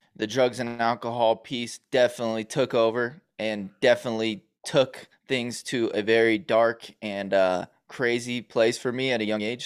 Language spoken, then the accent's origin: English; Los Angeles, California, United States; also born or lived in New York; we moved from New York to California